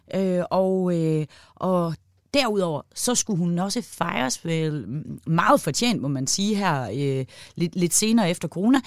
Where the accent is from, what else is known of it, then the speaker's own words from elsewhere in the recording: Aalborg, North Denmark Region, Denmark; Jeg er fra Aalborg i Nordjylland